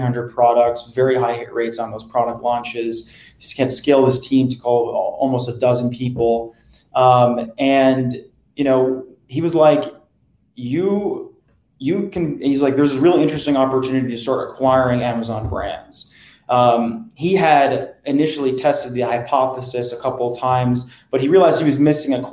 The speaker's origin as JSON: {"language": "English", "region": "New Jersey", "country": "United States", "tie": "born or raised there", "also_born_or_lived": "Boston", "moved": "as an adult", "lives_now": "New York, United States", "said": "I grew up in New Jersey. So I was always staring across the river at New York"}